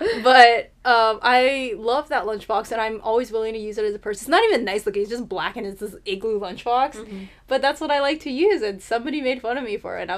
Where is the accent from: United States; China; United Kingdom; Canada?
United States; I grew up in America.